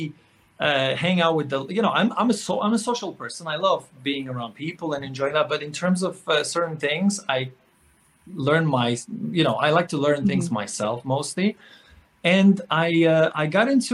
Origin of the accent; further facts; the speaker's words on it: Poland; moved away; growing up in Poland, which is a super conservative Catholic society